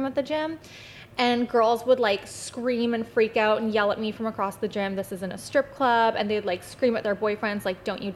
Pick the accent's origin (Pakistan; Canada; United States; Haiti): Canada; Chilliwack and Abbotsford, British Columbia; I'm from the Bible Belt of BC. So Chilliwack and Abbotsford